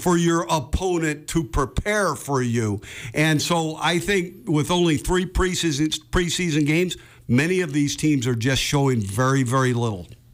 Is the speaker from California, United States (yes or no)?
yes; Bay Area, California, United States; I grew up in the Bay Area